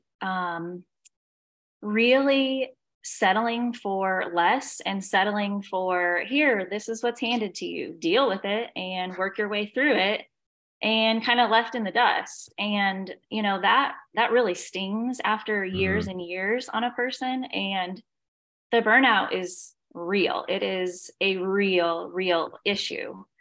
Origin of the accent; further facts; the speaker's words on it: Indiana, United States; moved away as an adult; now in Savannah, United States; I am from Indiana, now live in Savannah, Georgia